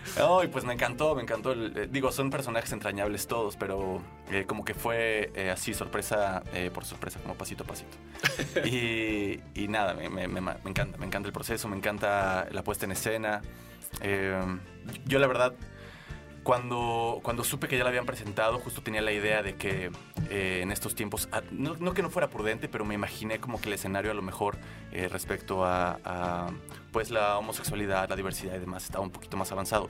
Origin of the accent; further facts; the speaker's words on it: San Luis Potosí, Mexico; moved away as an adult; De San Luis Potosí. Ah tengo acá 10 años.